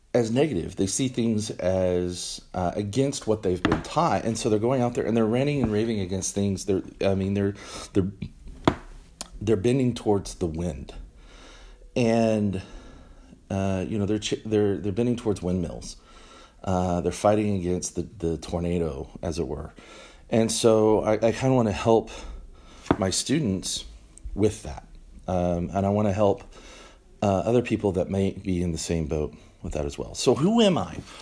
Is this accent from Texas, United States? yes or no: yes; Texas, United States; also born or lived in Washington, D.C.; we moved back to Texas, um, which is my home. This is where I'm from.